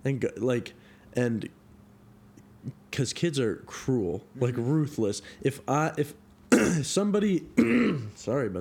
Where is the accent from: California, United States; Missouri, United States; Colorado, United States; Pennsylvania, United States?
California, United States; Carmichael; moved away as an adult; now in Chico, United States; I grew up in Sacramento in this place called Carmichael